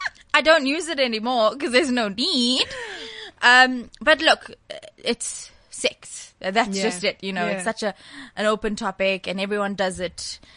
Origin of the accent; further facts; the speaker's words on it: India; you know I'm Indian, so they were a little bit conservative.